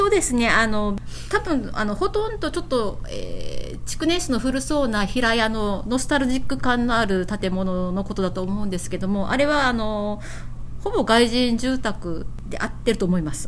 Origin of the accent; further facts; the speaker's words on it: Okinawa, Japan; 私たちは沖縄の人間としては